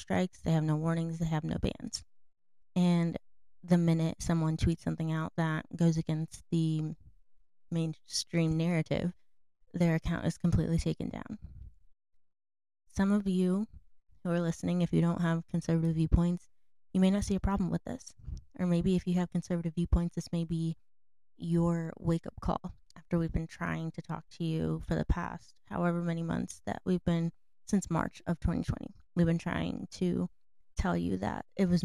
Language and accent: English; United States; as an American